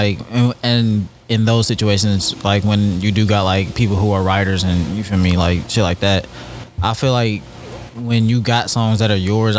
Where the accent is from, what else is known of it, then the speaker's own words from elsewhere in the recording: the South, United States; I'm from the South.